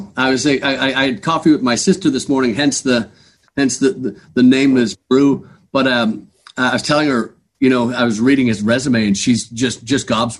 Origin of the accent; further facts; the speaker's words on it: Dublin, Leinster, Ireland; moved away; Yeah, I'm from Dublin. I'm from Killiney in Dublin.